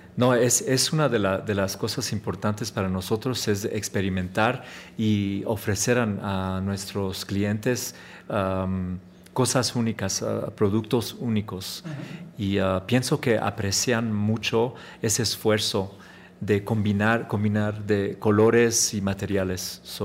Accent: Chicago, Illinois, United States; Spanish is a second language; yo soy nacido en el ah, the west, west side of Chicago

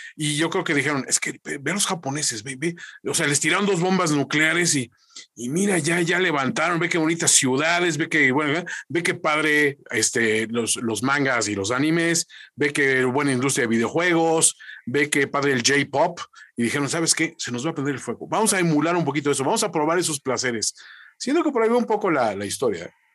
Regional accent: Mexico; aquí como mexicanos

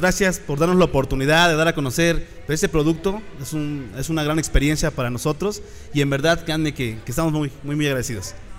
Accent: Sierra Norte, Puebla, Mexico; Soy originario de la Sierra Norte del estado de Puebla, de una comunidad llamada Totutla.

